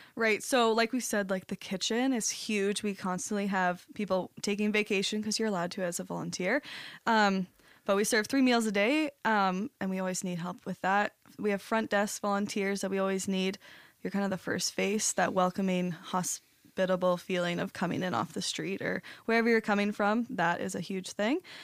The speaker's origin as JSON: {"language": "English", "town": "St. Thomas", "region": "Ontario", "country": "Canada", "moved": "as an adult", "lives_now": "St. Catharines, Canada", "said": "I'm from Saint Thomas and just moved here just over two months ago."}